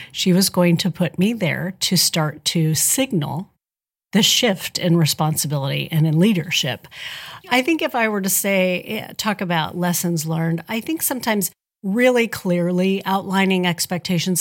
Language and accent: English; Spencer County, Indiana, United States; also born or lived in Robinson, Illinois / Evansville, Indiana; I grew up in Spencer County, so I am a tri-state native. Although I went to high school over in Robinson, Illinois